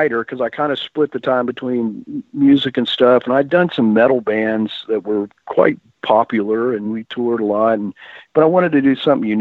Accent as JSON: {"language": "English", "region": "Texas", "country": "United States", "tie": "born or raised there", "said": "I grew up in Texas and my parents listened to old country"}